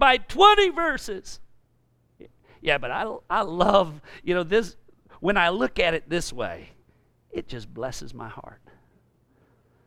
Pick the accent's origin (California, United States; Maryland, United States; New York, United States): California, United States; I'm also from California